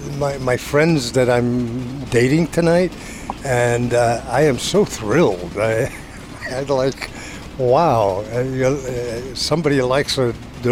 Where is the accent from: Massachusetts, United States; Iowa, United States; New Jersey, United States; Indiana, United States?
New Jersey, United States; Montclair; I grew up in Montclair, New Jersey.